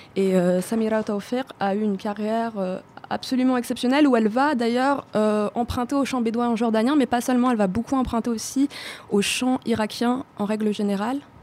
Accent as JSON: {"language": "French", "town": "Tozeur", "region": "Tozeur Governorate", "country": "Tunisia", "moved": "yes", "said": "viens du sud-ouest d'une ville qui s'appelle tozer"}